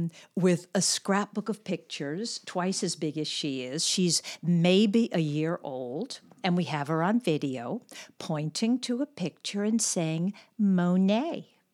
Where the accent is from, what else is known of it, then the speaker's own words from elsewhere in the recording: Los Angeles, California, United States; Los Angeles.